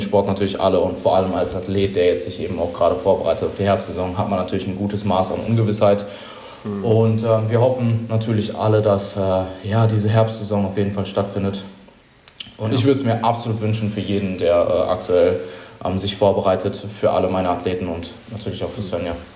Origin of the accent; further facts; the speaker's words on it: Germany; aber ich sehe als Deutscher